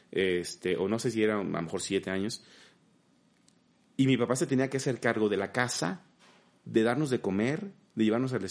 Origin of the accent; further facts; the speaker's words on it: Mexico; en mi caso, imagínate como mexicano, ser el único mexicano animador